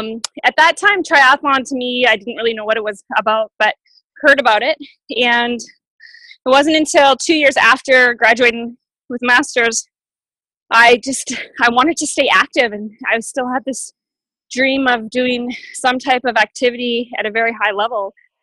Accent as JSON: {"language": "English", "town": "Boulder", "region": "Colorado", "country": "United States", "tie": "born or raised there", "said": "In Colorado, in my hometown in Boulder, I think we have about 12 to 15."}